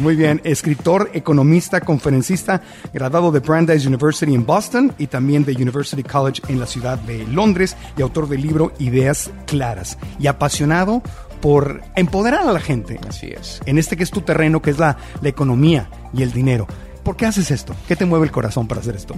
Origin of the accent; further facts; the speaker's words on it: Tijuana, Baja California, Mexico; Yo que nací en Tijuana, frontera con San Diego